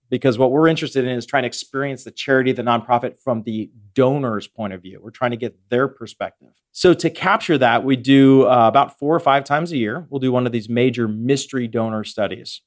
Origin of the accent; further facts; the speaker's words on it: Western Pennsylvania, United States; I grew up in Western Pennsylvania